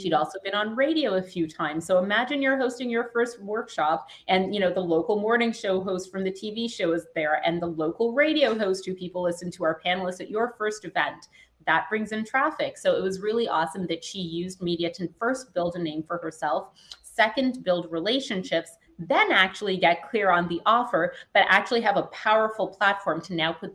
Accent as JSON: {"language": "English", "country": "Canada", "said": "I was Canadian, you couldn't hear it yet. I'm from Canada."}